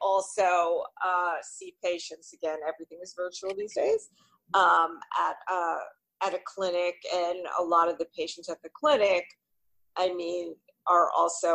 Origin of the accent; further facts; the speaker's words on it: New York City, New York, United States; I've always basically lived, I guess, in the New York area. So born in the Bronx, and then we moved to like Little Neck